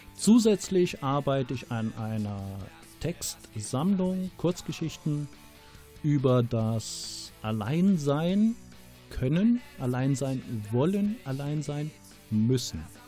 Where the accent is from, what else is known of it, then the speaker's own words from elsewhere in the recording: Rommerskirchen, North Rhine-Westphalia, Germany; now in Ratingen, Germany; wurde 1964 in Rommerskirchen geboren, im Rheinland und wohne jetzt in Ratingen im Bergischen Land